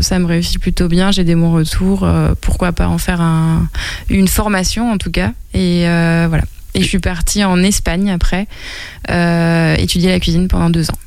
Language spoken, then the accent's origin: French; Angers, Pays de la Loire, France; moved away as an adult; also born or lived in Paris; c'est ma ville natale. Euh, je suis partie d'Angers, j'avais 18 ans